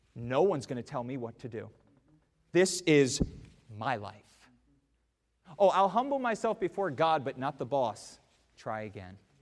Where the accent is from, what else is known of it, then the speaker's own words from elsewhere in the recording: United States; as an American